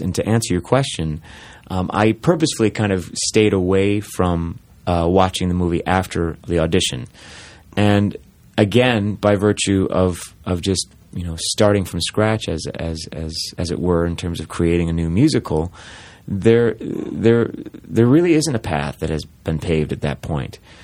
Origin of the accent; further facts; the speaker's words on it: Saginaw, Michigan, United States; moved away; I grew up in Michigan, in mid-Michigan, Saginaw, Michigan